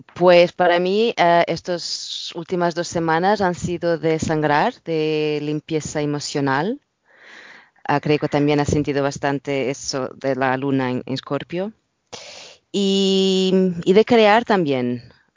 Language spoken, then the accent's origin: Spanish; Portugal; Spanish is a second language; moved away as an adult; now in London, United Kingdom; Sí, soy portuguesa, estuve viviendo acá en Londres, viviendo hace muchos años